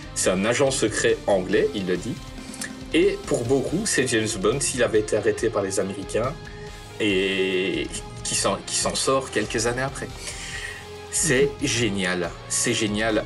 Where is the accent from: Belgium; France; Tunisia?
Belgium; je suis belge.